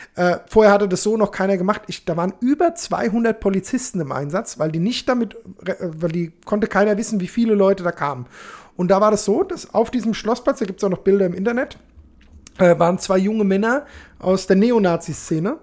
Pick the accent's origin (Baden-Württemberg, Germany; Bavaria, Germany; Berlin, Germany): Bavaria, Germany; Alzenau; also born or lived in Hanau; Ich komme aus Hanau, fertig. Ich meine, ursprünglich komme ich aus Hörstein, ne, bei ja. Alzenau, aber ja ich bin Hanauer, fertig.